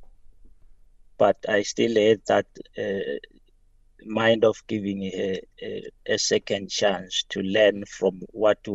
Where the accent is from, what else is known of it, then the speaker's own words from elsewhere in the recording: Nelspruit, Mpumalanga, South Africa; I'm from Nelly Spread